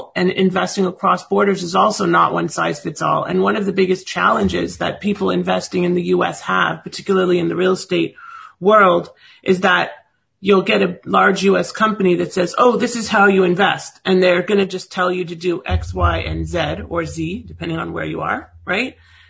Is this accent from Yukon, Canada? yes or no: no; Toronto, Ontario, Canada; moved away as an adult; now in United States; So I'm originally from Toronto, Ontario, Canada, and I came here originally in the 90s with my ex-husband, and I was miserable. I moved back to Toronto, and then it was really hard to adjust back to the cold.